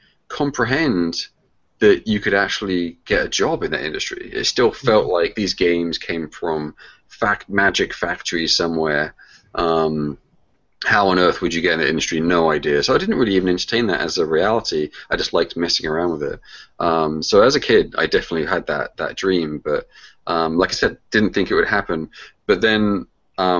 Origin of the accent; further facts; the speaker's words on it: England, United Kingdom; moved away as an adult; now in United States; Well, I grew up in the UK. That's where I was born. That's where I'm from. I moved over to the States in 93.